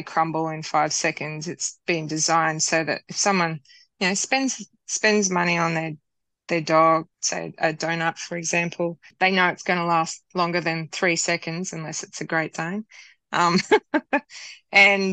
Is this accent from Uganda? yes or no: no; Australia; we wanted to stay true to being Australian